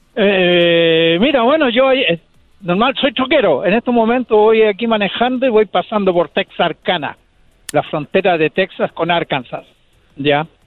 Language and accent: Spanish; Chile; now in United States